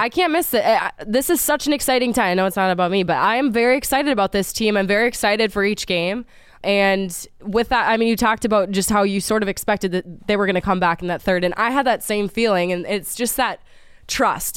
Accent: Minnesota, United States; now in Philadelphia, United States; where I come from Minnesota

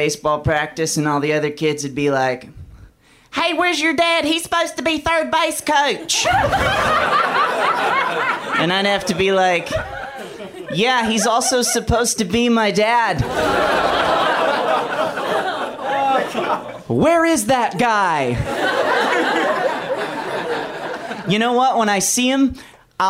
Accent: Alabama, United States; moved away; I'm from Alabama originally

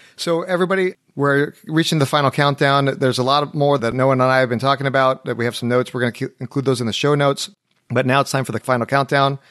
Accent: Anaheim, California, United States; now in Nashville, United States; California where, where I'm from

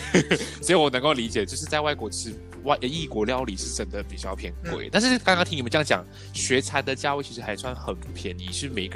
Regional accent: Malaysia; 我我们是有双重身份。可像我去台湾，我不会去跟他们讲说我是马来西亚人，我觉得很自然而然就混在一起。

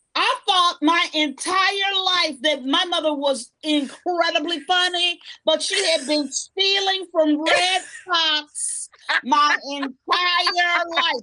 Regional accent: Chicago, Illinois, United States; I was born in Chicago. I was born on the west side of Chicago

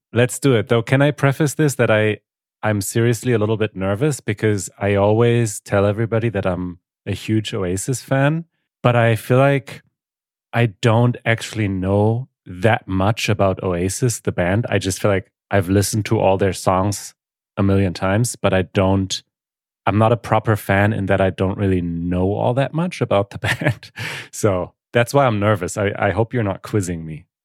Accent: Germany; English is a second language; I'm from Germany, born and raised in Germany, though I'm half Polish

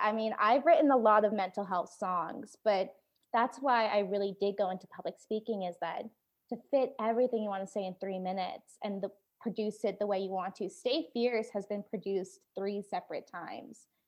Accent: Oregon, United States; moved away as an adult; also born or lived in Da Nang, Vietnam; now in Nashville, United States; I was born in The Nang, Vietnam, and I was adopted to the United States where, um, I grew up in Oregon

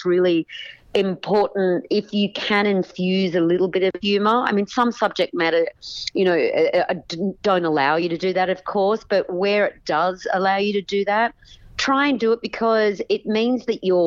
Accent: Sydney, New South Wales, Australia; moved away as an adult; also born or lived in New York; now in United States; So I was born and raised in Sydney, Australia

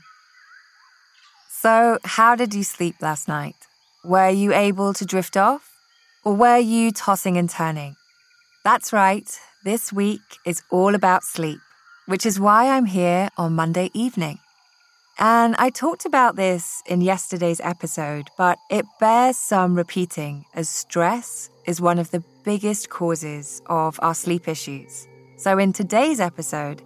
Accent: Scotland, United Kingdom; born or raised there; now in California, United States

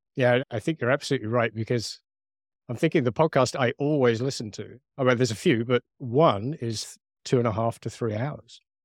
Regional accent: United Kingdom; accent: British; my British accent

